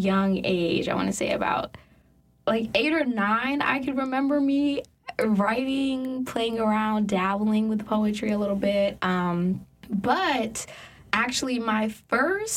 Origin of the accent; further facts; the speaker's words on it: New York, United States; So I grew up in New York